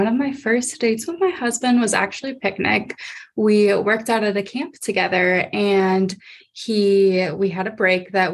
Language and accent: English; Akron, Ohio, United States; I'm actually from Akron, so it's more towards the Akron area